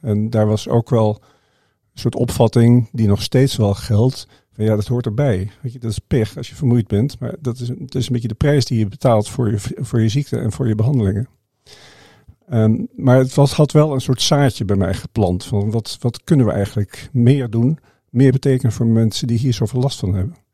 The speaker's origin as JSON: {"language": "Dutch", "country": "Indonesia", "tie": "born there", "said": "Maar ik ben de zoon van een zendeling. En ik ben in Indonesië geboren. Mijn, mijn vader was zendingsarts."}